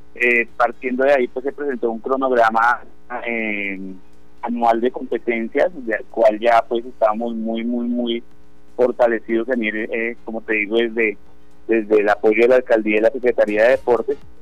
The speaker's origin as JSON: {"language": "Spanish", "country": "Colombia", "said": "nosotros como comunidad colombiana"}